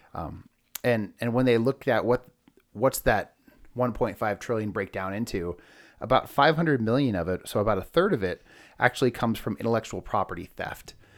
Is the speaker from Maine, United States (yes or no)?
no; California, United States; moved away as an adult; now in Denver, United States; I'm actually from California